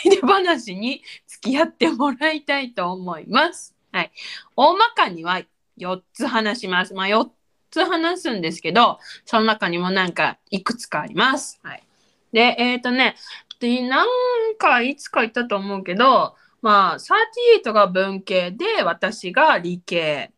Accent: Okinawa, Japan; 沖縄なんでハイビスカスがねたくさんあるわけですよ

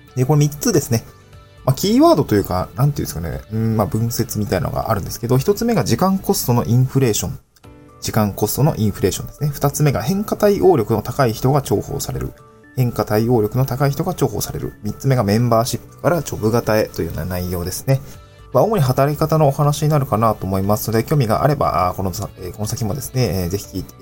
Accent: Niigata, Japan; also born or lived in Aomori / Tokyo; now in Awaji Island, Japan; 青森住んでたし、新潟にも、新潟で生まれたので

